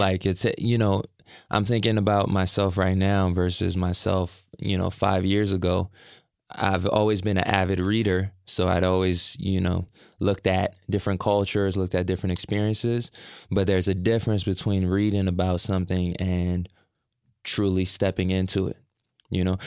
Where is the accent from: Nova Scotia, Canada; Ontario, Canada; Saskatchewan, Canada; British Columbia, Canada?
Ontario, Canada; Brampton; I say I'm from Toronto, then I specify I'm from Brampton, which is outside of Toronto.